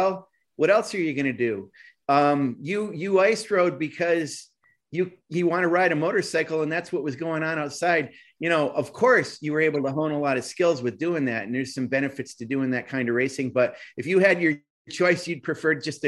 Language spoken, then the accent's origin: English; near the Adirondacks, Northern New York, United States; I grew up near the Adirondacks